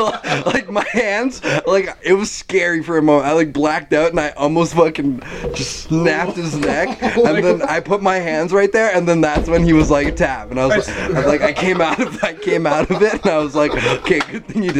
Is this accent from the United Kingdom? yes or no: no; Canada; And, like, I'm Canadian.